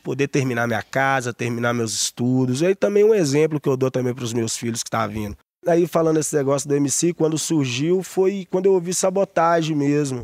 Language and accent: Portuguese; Santa Luzia, Minas Gerais, Brazil; also born or lived in Belo Horizonte / Vale do Jatobá, Barreiro; no hospital em BH e, e fui criado em Santa Luzia.